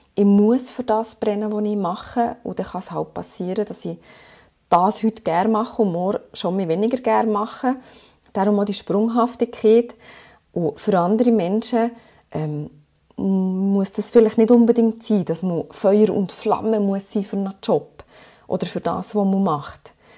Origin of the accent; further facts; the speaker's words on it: Switzerland; ich bin nach einem halben Jahr zurückgekommen mit, ähm, mit meinem Mann und äh, habe hier meinen Sohn geboren in der Schweiz und dann haben wir uns entschieden, hier zu bleiben